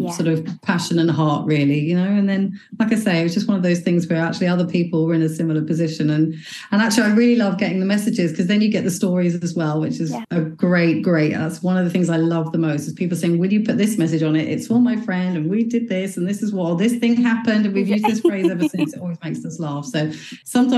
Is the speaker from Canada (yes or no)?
no; England, United Kingdom; moved away as an adult; also born or lived in Dubai; now in Belfast, United Kingdom; I'm actually originally from England. I moved over here in 2005, so I've lived here for quite a while.